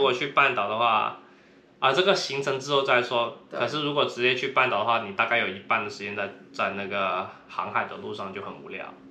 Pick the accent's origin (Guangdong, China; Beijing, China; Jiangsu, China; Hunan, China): Guangdong, China; accent: Cantonese accent; now in San Francisco, United States; 那我也是广东人，啊，口音很重，对，他，听说大家都听得出来我是广东口音